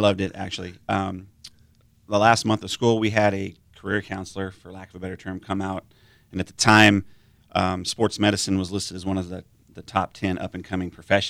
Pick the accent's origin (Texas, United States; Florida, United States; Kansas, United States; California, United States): California, United States; born there; I was born in California, so I had family out here, so it was kind of natural just to want to come back here.